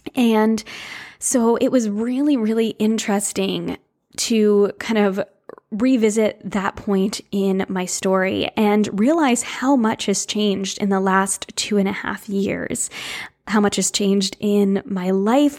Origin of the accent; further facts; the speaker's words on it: New England, United States; I grew up in New England right on the water